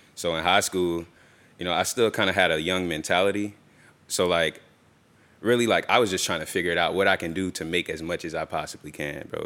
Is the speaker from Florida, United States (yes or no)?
yes; Tampa, Florida, United States; I'm from, I'm from here. I'm from Tampa, Florida. And, uh, grew up, um, till I was about se, till about second grade, um, in West Tampa.